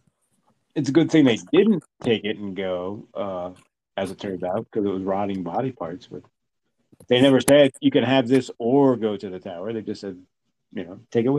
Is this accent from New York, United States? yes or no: yes; Cornwall, New York, United States; I'm from Cornwall, upstate New York.